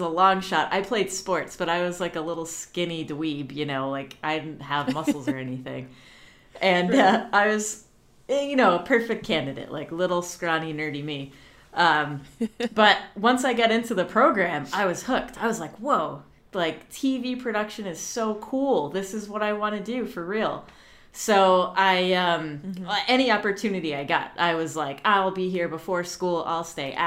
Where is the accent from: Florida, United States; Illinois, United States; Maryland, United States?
Florida, United States; Orlando; I grew up in Orlando, Florida.